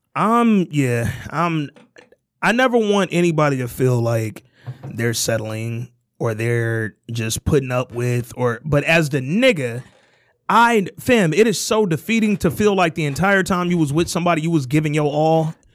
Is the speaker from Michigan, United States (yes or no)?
yes; Detroit, Michigan, United States; we live in Michigan, where the median household income is fifty-two grand, and then specifically, we're from Detroit